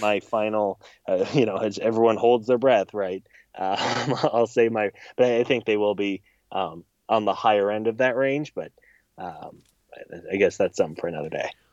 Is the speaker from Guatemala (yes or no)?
no; Missouri, United States; I grew up in Missouri